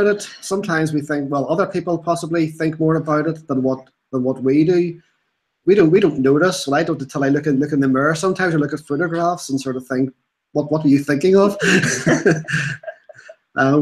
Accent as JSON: {"language": "English", "region": "Northern Ireland", "country": "United Kingdom", "tie": "born or raised there", "said": "I am born and raised in Northern Ireland, lived here all my life"}